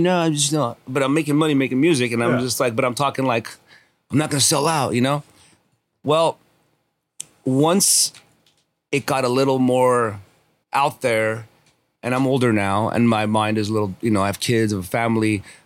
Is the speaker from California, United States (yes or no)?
yes; Los Angeles, California, United States; also born or lived in Armenia; I grew up here on Kingsley Drive over here, North Kingsley Drive